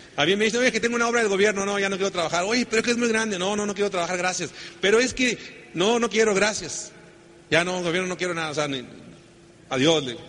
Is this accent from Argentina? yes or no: no; Sonora, Mexico; Así que pues somos del norte. Yo soy egresado del Tecnológico de Sonora.